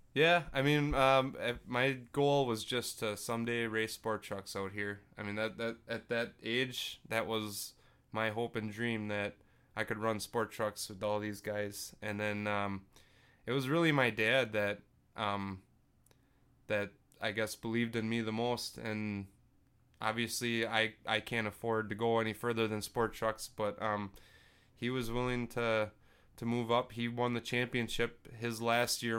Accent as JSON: {"language": "English", "town": "Freedom", "country": "United States", "tie": "born or raised there", "said": "my hometown, Freedom"}